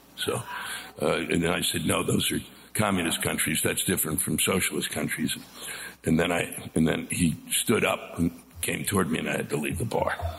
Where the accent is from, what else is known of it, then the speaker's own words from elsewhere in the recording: Washington, District of Columbia, United States; I was born and raised around Washington D.C.